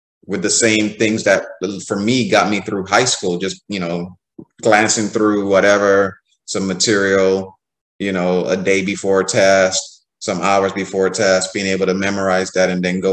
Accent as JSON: {"language": "English", "country": "Nigeria", "said": "as a Nigerian"}